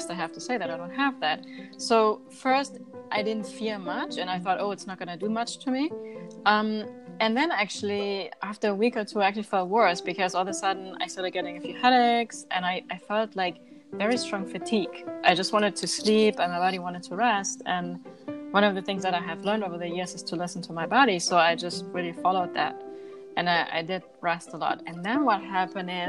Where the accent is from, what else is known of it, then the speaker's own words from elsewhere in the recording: Germany; moved away; I grew up in Germany eating organic foods